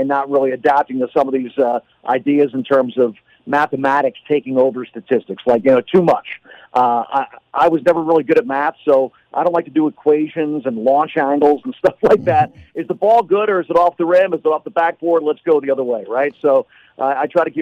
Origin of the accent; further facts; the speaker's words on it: Philadelphia, Pennsylvania, United States; moved away; I grew up in Philly